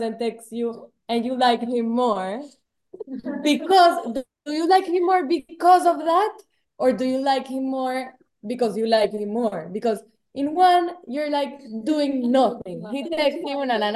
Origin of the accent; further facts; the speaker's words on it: Panama; I'm from Panama